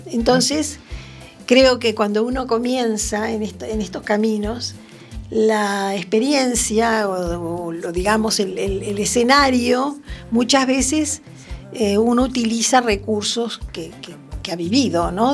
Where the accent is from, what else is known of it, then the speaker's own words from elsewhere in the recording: Montevideo, Uruguay; moved away as an adult; also born or lived in Venezuela; now in Arteixo, Spain; estoy aquí en, en Arteixo, radicada hace seis años, nací en Uruguay, Montevideo, y anduve bastante por el mundo